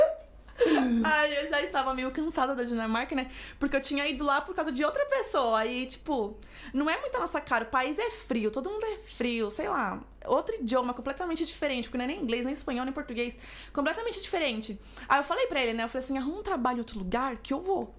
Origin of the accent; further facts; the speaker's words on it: São Paulo, Brazil; moved away as an adult; also born or lived in Denmark; now in Madrid, Spain; Sou de São Paulo. São Paulo, capital.